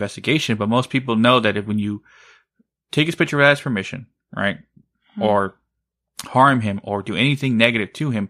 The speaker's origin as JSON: {"language": "English", "town": "Blanco", "region": "Texas", "country": "United States", "tie": "born or raised there", "moved": "yes", "said": "It's my hometown."}